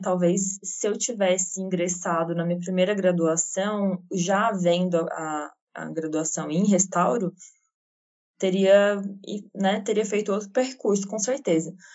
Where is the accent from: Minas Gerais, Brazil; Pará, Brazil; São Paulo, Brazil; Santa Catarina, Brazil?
Santa Catarina, Brazil; eu sou catarinense